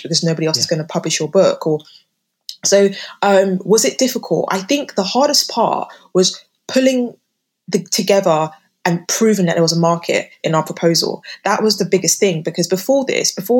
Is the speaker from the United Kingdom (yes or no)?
yes; United Kingdom; living and growing up in Britain